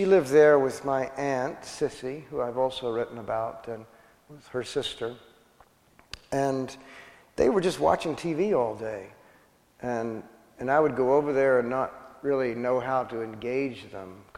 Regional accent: West Texas, United States; the people that I grew up with in West Texas

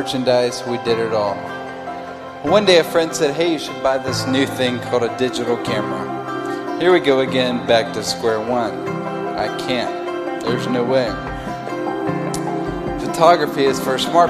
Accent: Hendersonville, Tennessee, United States; born or raised there; also born or lived in Nashville, Tennessee

